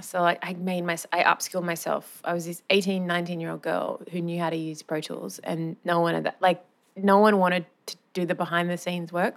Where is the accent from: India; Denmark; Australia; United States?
Australia; Wagga Wagga, New South Wales; moved away as an adult; also born or lived in Sydney; I grew up in Wagga